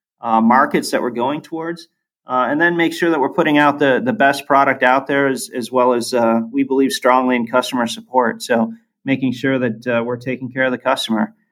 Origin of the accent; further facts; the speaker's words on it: Ohio, United States; my brother and I are both born and raised in Ohio.